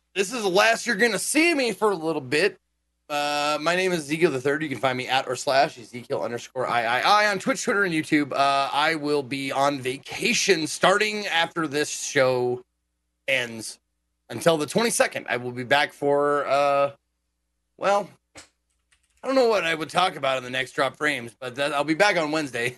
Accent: Billings, Montana, United States; moved away; I'm going to Exotic Billings, Montana, back to my hometown

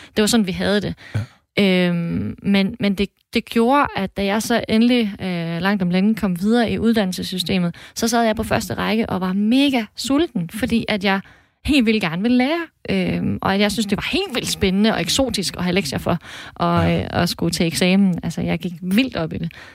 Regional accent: Thisted, North Denmark Region, Denmark; now in Mors, Denmark; jeg er faktisk født og opvokset i Tisted

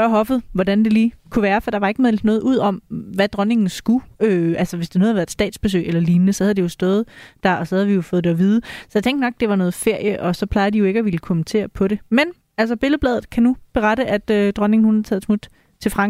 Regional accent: Tønder, Southern Denmark, Denmark; på Tønder togt. i min, i ja. min hjemby endda.

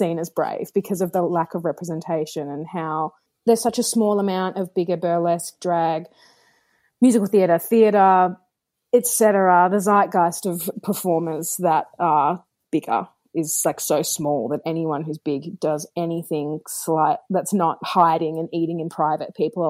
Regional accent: Brooklyn, New York, United States; accent: Brooklyn; me doing audio and vocals over the top in my Brooklyn accent

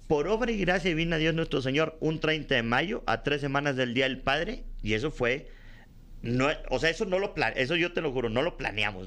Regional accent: Monterrey, Nuevo León, Mexico; allá en el norte, en mi tierra, en Monterrey

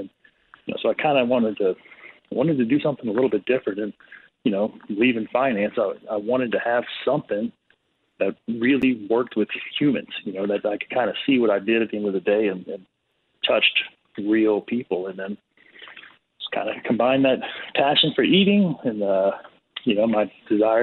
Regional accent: South Louisiana, United States; moved away as an adult; now in New York City, United States; growing up in South Louisiana

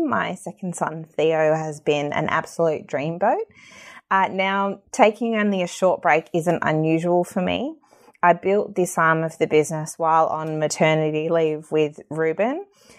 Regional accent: Tasmania, Australia; I've been to every state across Australia except Tasmania, which is my home state.

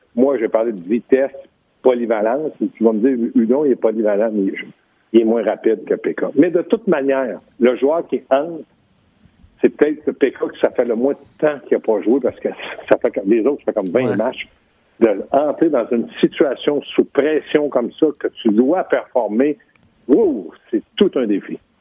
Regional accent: Quebec, Canada; je suis un Québécois

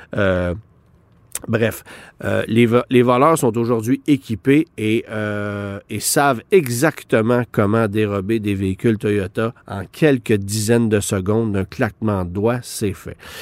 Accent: Quebec, Canada; chez nous, au Québec

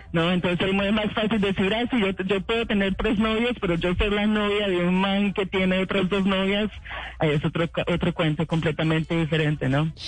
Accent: Colombia; yo como colombiana y como muchos colombianos, yo vengo de una familia

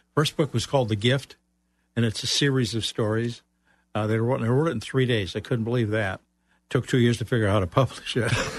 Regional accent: Chicago, Illinois, United States; moved away as an adult; also born or lived in Central Florida; now in Florida, United States; I'm originally from Chicago

